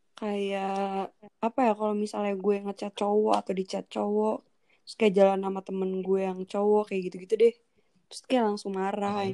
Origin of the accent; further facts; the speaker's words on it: Jakarta, Indonesia; moved away as an adult; now in Malang, Indonesia; gue dari Jakarta